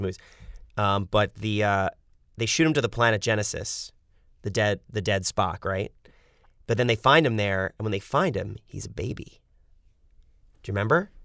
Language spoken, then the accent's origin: English; New York City, New York, United States; moved away as an adult; now in Los Angeles, United States; Lived in apartments my whole life growing up in New York City